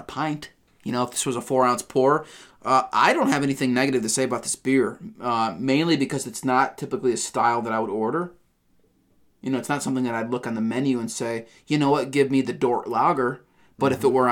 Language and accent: English; Northeast, United States; moved away; I'm originally from the Northeast